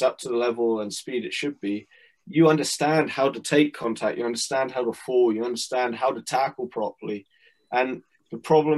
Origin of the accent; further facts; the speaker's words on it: Canada; I grew up playing in Canada